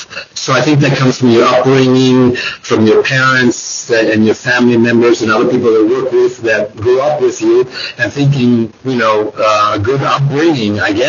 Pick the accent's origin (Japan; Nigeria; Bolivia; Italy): Bolivia; also born or lived in New York City, United States; now in United States; growing up in Bolivia in the 1960s, 70s, that kind of stuff, 80s, being in here in the United States and living in New York City for 7 years, the whole thing.